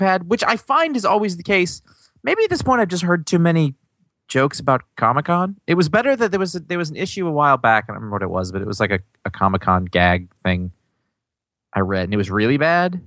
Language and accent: English; United States; I grew up in America